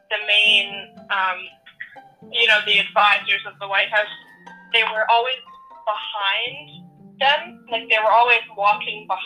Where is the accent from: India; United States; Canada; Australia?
Canada; we're just Canadian teams, and I think we would have been, uh, um, we would have been 13 when um, Trump was elected.